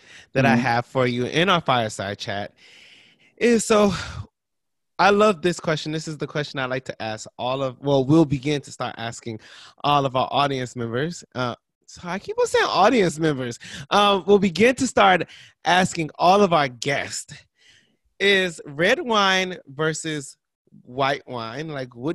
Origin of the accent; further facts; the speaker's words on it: Ohio, United States; I'm from Ohio. And mm-hmm. so in Ohio, you know, we are bourbon connoisseurs